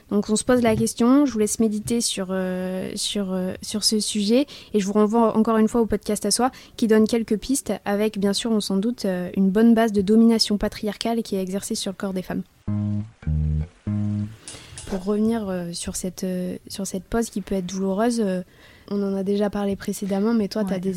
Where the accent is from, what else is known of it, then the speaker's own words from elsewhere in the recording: England, United Kingdom; French is a second language; je suis anglaise.